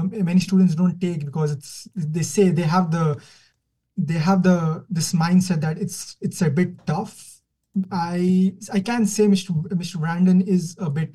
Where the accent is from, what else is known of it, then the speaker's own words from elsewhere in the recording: Kuwait; moved away as an adult; now in Canada; I'm from Kuwait. I'm born in Kuwait, born and brought up in Kuwait.